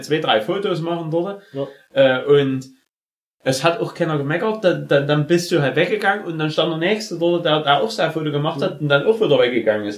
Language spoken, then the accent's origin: German; Germany; als Deutscher